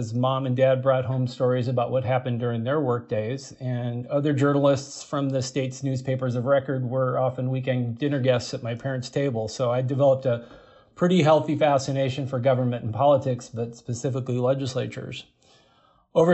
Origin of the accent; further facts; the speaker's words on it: California, United States; now in Minnesota, United States; I grew up in California as the son of two journalists.